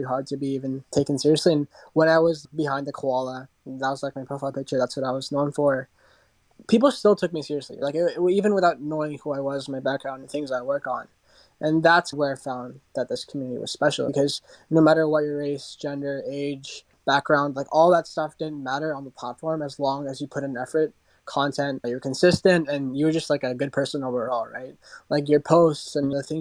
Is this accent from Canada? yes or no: yes; Toronto, Ontario, Canada; I'm 15 and I'm from Toronto